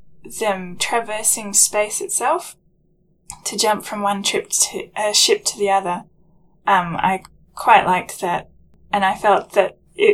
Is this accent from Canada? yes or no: no; Australia; being Australian